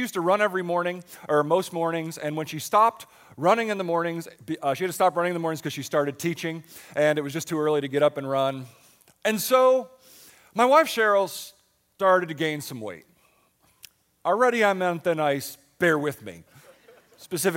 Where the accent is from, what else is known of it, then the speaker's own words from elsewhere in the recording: Buffalo, New York, United States; now in Pottstown, United States; I grew up in Buffalo